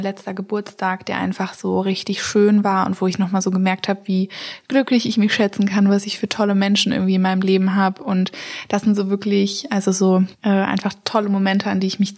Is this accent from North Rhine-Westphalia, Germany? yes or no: yes; Witten, North Rhine-Westphalia, Germany; Ich bin in Witten groß